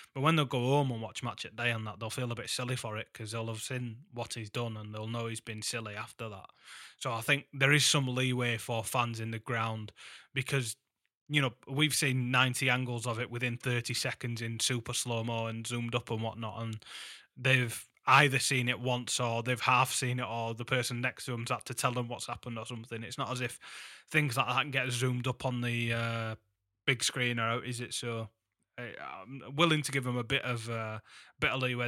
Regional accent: Huddersfield, Yorkshire and the Humber, United Kingdom; my hometown.

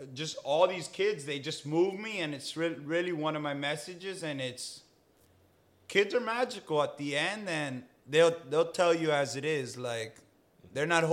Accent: Key Biscayne, Florida, United States; a school that I grew up going to in Key Biscayne Community School

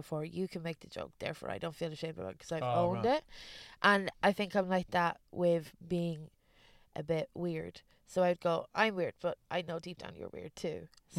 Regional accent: Ballymore, Leinster, Ireland; also born or lived in London / East Germany; My place is Ballymore, a village in the middle of Ireland, but like, I was born in London, and I moved, my dad's a builder, so when I was a kid, we moved from London to East Germany to Ireland, back to London again.

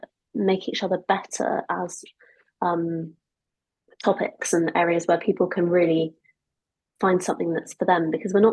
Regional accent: United Kingdom; also born or lived in Augusta, Georgia, United States; So I was born in Augusta, Georgia, in the deep south, and we moved here when I was just about to turn 5

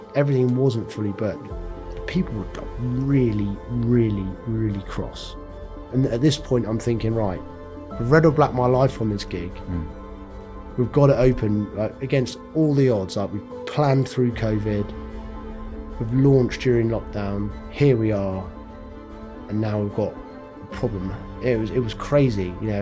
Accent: North Norfolk, East of England, United Kingdom; I'm from Norfolk. Um, had a really good childhood living in North Norfolk

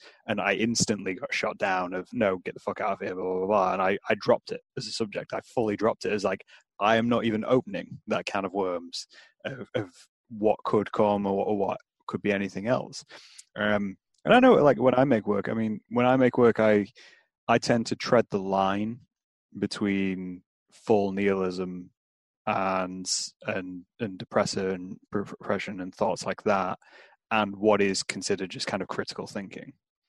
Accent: United Kingdom; maybe that is something we do as British people

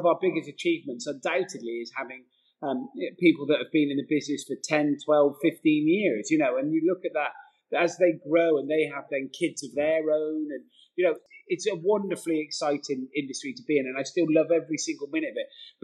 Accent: Gloucester, South West England, United Kingdom; accent: bumpkin; moved away; I grew up in an area called, well, originally it was Tuffley, then Wadham and Podsmead, and then Abbeydale and Matson

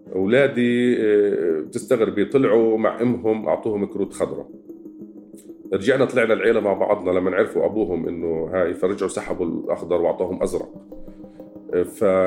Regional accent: Gaza, Gaza Strip, Palestine; now in West Bank, Palestine; انا مولود في غزه

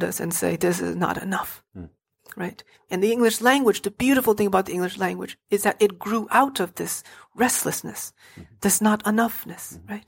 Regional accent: Hartford, Connecticut, United States; I grew up in Hartford, and Hartford is a very tough neighborhood

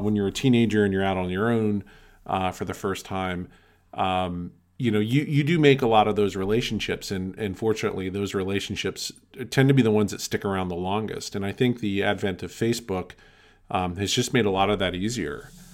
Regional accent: outside of Philadelphia, Pennsylvania, United States; I grew up outside of Philadelphia

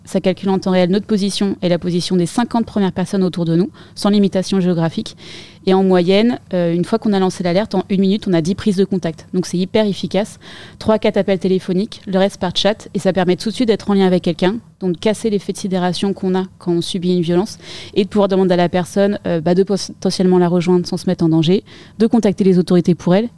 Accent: Paris region, Île-de-France, France; j'ai été élevée en région parisienne

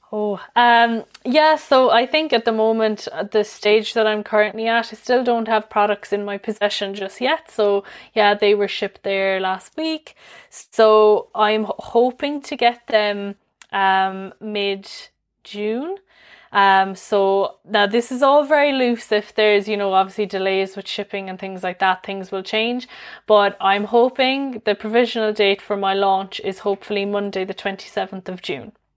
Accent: Limerick, Munster, Ireland; I'm from Limerick myself.

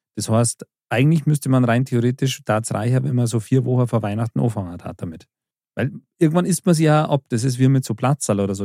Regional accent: Bavaria, Germany; wir in Bayern

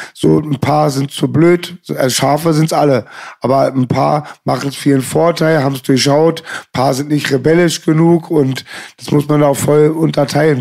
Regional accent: Berlin, Germany; bei uns in Berlin

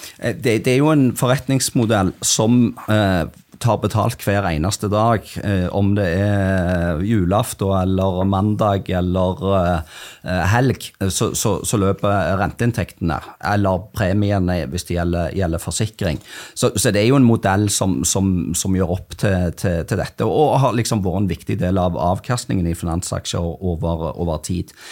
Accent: Stavanger, Rogaland, Norway; Jeg er fra Stavanger

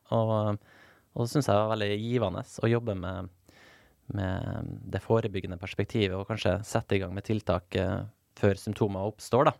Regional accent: Nordvestlandet, Norway; ei øy der, der jeg vokste opp på Nordvestlandet

